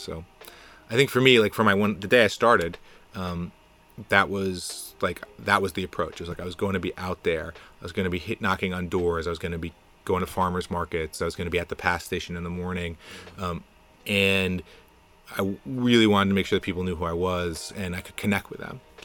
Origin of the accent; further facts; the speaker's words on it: New Jersey suburbs, United States; also born or lived in Boston; now in Jersey City, United States; I grew up in the Jersey burbs